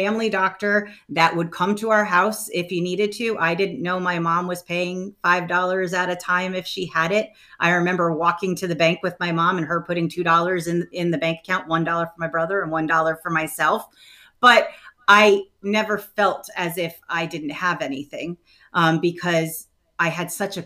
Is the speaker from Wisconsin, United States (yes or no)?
no; New London, Connecticut, United States; I grew up in New London, Connecticut